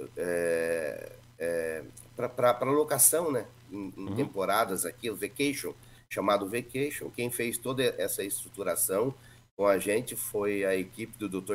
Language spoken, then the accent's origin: Portuguese; Lunardelli, Paraná, Brazil; moved away as an adult; also born or lived in Curitiba, Brazil; now in Orlando, United States; sou do interior do Paraná, de uma cidadezinha de Lunardelli, e daí fui para Curitiba há mais de 30 anos